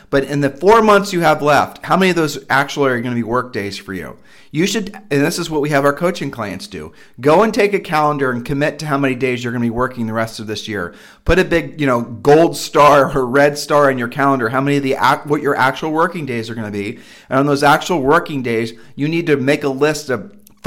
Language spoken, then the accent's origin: English; Columbus, Ohio, United States; we are from Columbus, Ohio